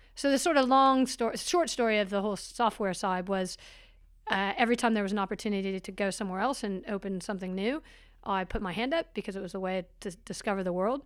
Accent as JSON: {"language": "English", "town": "Portland", "region": "Oregon", "country": "United States", "tie": "born or raised there", "also_born_or_lived": "California", "moved": "as an adult", "lives_now": "New Zealand", "said": "I was in Portland till I was about eighteen, and then went to California to go to university"}